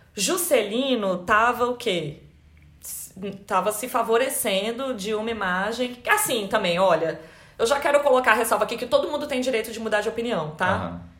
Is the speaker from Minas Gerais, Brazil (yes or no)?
no; Brasília, Federal District, Brazil; moved away; nós dois, né, mudamos de cidade, a gente é de Brasília.